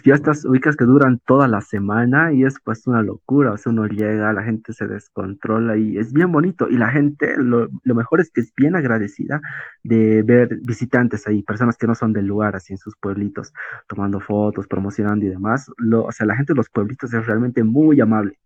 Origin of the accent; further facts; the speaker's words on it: La Paz, Bolivia; Somos de La Paz